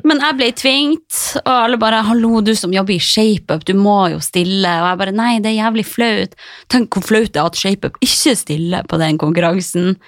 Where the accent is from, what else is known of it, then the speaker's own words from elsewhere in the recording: Harstad, Troms, Norway; moved away as an adult; now in Oslo, Norway; reise fra trygge, lille Harstad